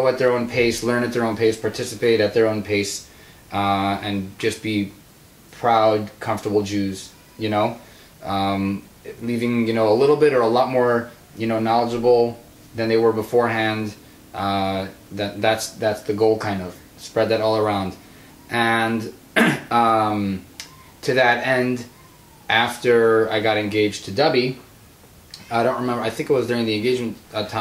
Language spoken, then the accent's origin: English; Los Angeles, California, United States; now in Milwaukee, United States; I grew up in Los Angeles